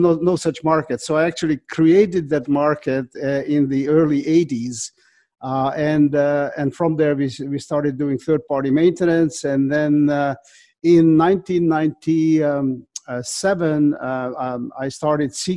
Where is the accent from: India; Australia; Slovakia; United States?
Slovakia; English is a second language; moved away as an adult; also born or lived in France; now in Ottawa, Canada; So I was born in Czechoslovakia, former Czechoslovakia, which is presently called the Slovak Republic. And I came to Canada when I was 20 years old, not speaking a word of English